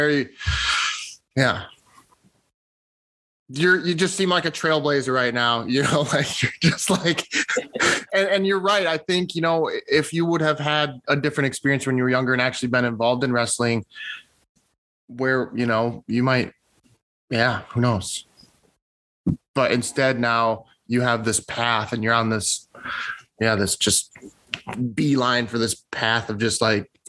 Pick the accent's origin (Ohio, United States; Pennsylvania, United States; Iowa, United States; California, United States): Iowa, United States; Monona; moved away; back in Monona at my hometown